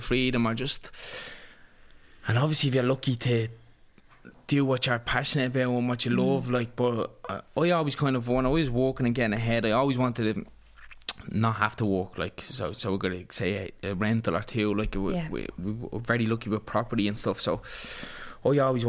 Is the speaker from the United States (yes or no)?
no; Dublin, Leinster, Ireland; I'm from Ballyferma